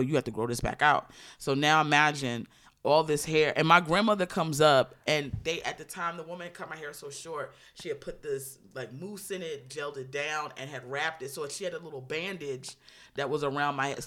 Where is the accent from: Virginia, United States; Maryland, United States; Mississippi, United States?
Maryland, United States; I grew up relatively conservatively in Maryland